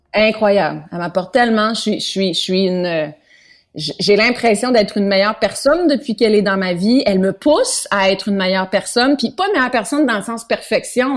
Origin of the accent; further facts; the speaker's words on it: Granby, Quebec, Canada; on a fait un autre chez nous à Granby